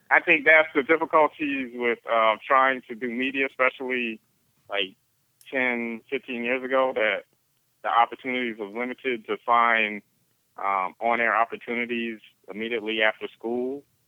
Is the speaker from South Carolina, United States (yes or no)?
yes; Beaufort, South Carolina, United States; the local um, TV station in my hometown of Beaufort, South Carolina